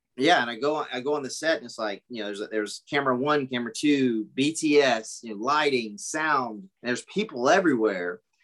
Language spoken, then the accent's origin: English; Pageland, South Carolina, United States; moved away; also born or lived in Charlotte, North Carolina; I grew up in a really, really small town in South Carolina, Pageland